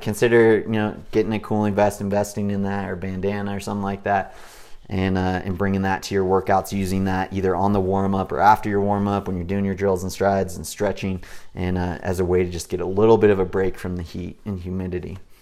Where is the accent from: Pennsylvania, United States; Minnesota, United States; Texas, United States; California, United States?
California, United States; Big Bear Lake; I grew up in Big Bear Lake in Southern California, where it's nice and cool year round.